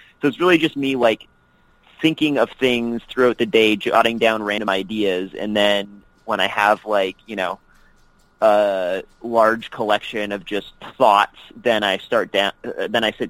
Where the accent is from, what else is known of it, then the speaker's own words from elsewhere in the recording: Canada; turned it into a joke about me being Canadian and not knowing football